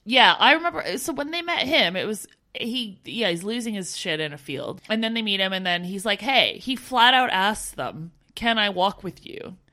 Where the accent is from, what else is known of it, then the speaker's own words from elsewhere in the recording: Canada; moved away as an adult; as a Canadian